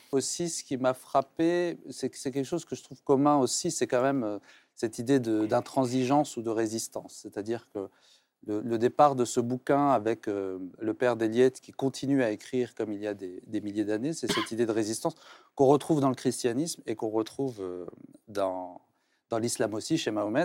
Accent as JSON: {"language": "French", "country": "Tunisia", "tie": "born or raised there", "said": "j'ai grandi en Tunisie dans une culture musulmane"}